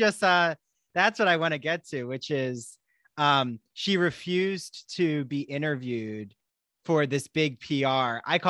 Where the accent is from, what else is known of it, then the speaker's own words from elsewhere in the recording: New Jersey, United States; moved away; I'm from actually South Jersey originally.